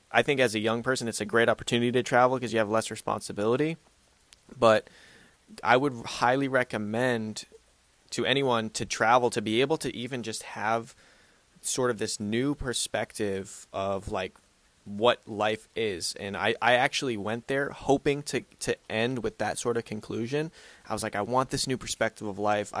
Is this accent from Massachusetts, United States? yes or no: yes; Boston, Massachusetts, United States; moved away; also born or lived in Georgia / North Carolina; I grew up in Boston, and I lived in Georgia for a year, and I've lived in North Carolina